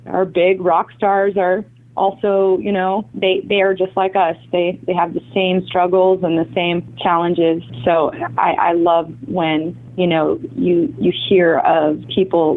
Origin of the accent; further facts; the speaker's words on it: San Diego, California, United States; also born or lived in Budapest, Hungary / Los Angeles, United States; I grew up in San Diego. I came to the United States from Budapest, Eastern Europe, when I was about 3 years old, and grew up in San Diego